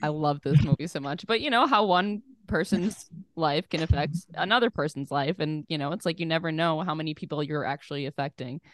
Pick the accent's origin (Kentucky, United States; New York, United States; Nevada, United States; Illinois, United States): Illinois, United States; Oak Lawn; I was originally from Oak Lawn area